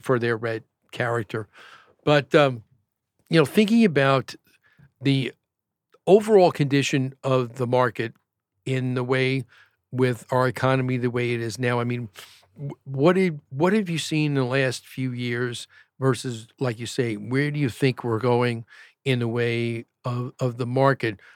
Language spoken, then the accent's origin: English; New York, United States; now in Arizona, United States; I grew up in New York